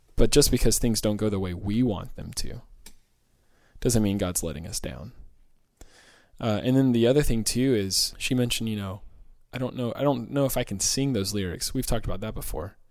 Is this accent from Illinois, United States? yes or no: no; Georgia, United States; moved away; I grew up in Georgia